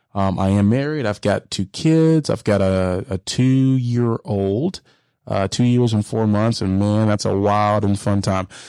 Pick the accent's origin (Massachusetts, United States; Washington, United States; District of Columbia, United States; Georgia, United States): Georgia, United States; Hiram; also born or lived in Dallas, Texas; I grew up in Paulding County, uh, Hiram, Georgia